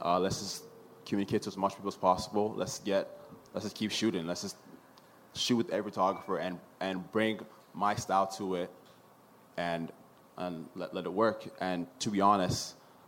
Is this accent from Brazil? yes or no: no; Nigeria; now in Canada; I'm from Nigeria.